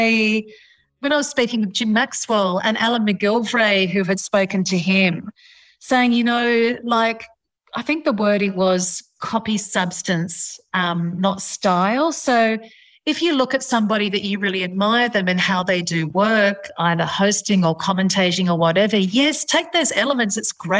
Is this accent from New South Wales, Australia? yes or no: yes; Sydney, New South Wales, Australia; I grew up in Sydney in a suburb called West Pymble, and we had our West Pymble shops and I was in the supermarket there.